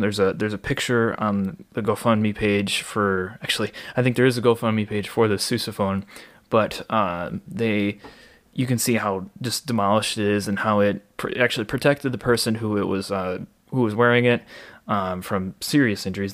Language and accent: English; Waukesha, Wisconsin, United States; born or raised there